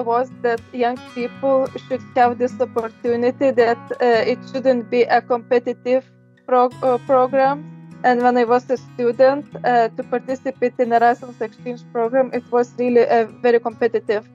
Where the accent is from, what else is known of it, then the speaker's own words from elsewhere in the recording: Lithuania; moved away as an adult; now in Brussels, Belgium; Originally, I come from Lithuania, but I have been living abroad